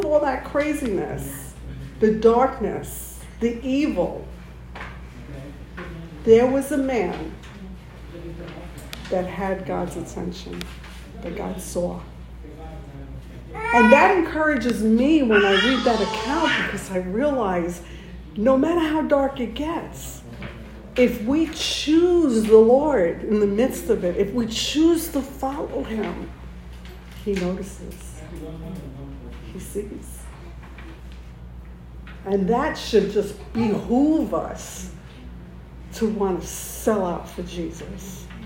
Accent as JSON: {"language": "English", "region": "New York", "country": "United States", "moved": "yes", "said": "I come from New York. I have family in New York"}